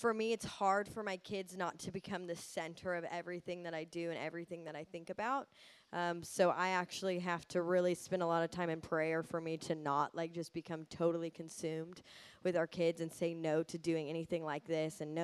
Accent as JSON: {"language": "English", "country": "United States", "said": "I'm American"}